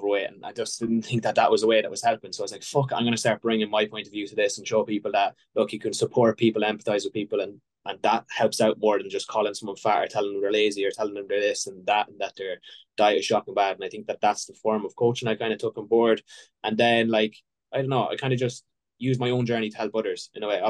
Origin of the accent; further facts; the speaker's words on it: Ireland; I'm from Ireland, obviously, you probably hear by the accent